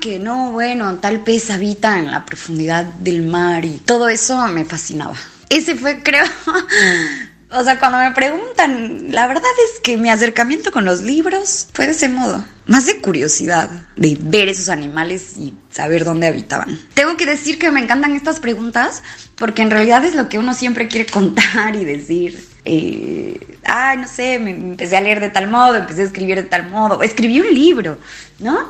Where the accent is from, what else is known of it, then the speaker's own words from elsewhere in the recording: Oaxaca, Mexico; now in Buenos Aires, Argentina; soy mexicana, nací en la ciudad de Oaxaca